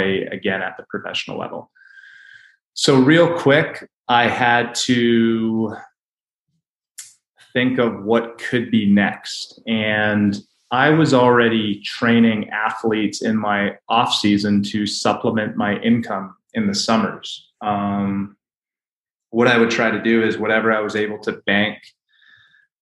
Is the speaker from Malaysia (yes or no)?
no; Canada; now in United States; I grew up in Canada